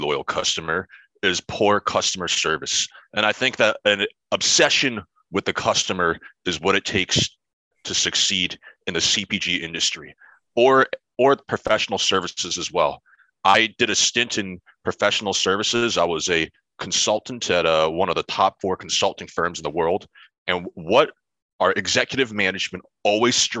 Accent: New Jersey, United States; also born or lived in Pennsylvania; my hometown in New Jersey

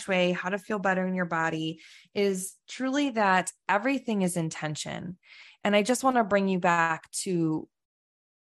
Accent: Chicago, Illinois, United States; moved away; we're both from the Chicago

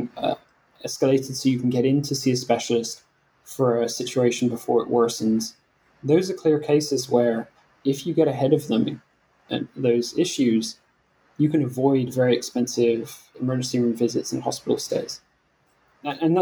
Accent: Scotland, United Kingdom; moved away; my home country in Scotland

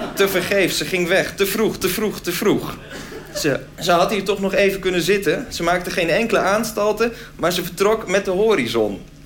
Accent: Groningen, Netherlands; Ik kwam zelf uit Groningen, dus dat was heel ver.

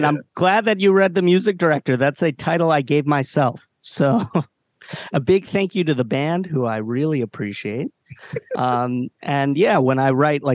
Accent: Columbia, Maryland, United States; also born or lived in Baltimore, Maryland / Ellicott City, Maryland; I was born in Baltimore, but I grew up in Columbia, Maryland for a good part of my childhood

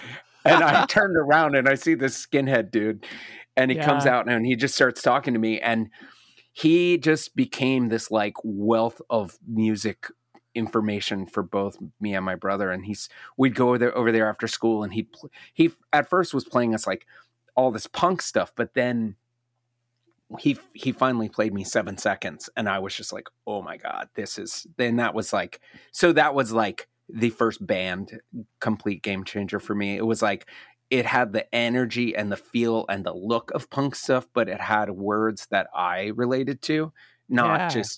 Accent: Maryland, United States; Well, I grew up in Maryland, about, you know, a mile from the DC line.

